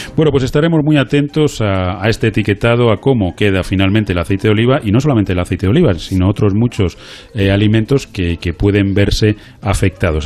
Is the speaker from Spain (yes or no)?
yes; Spain; como españoles